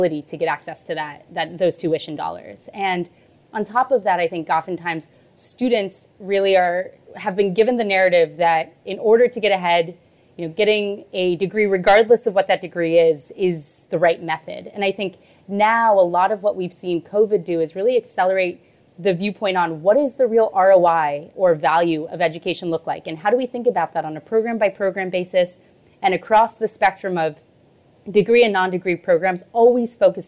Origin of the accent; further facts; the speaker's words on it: Texas, United States; I grew up in Texas